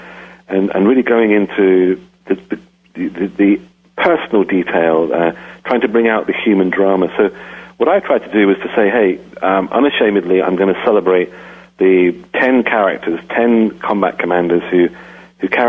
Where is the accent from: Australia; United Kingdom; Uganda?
United Kingdom; England; moved away as an adult; now in United States; I grew up in England. I left when I was 28. I've lived in the U.S. for 25 years